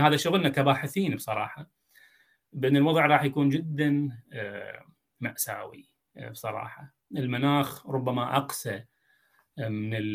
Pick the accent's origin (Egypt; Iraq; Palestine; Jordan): Iraq; دجله والفرات عندنا موجودين بدون دجله والفرات احنا جزء من الصحراء العربيه